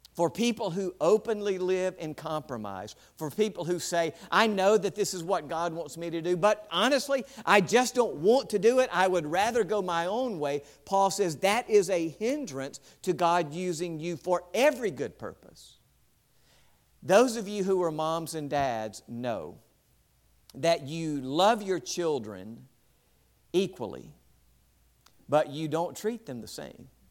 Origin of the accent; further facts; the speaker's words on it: West Point, United States; West Point, my hometown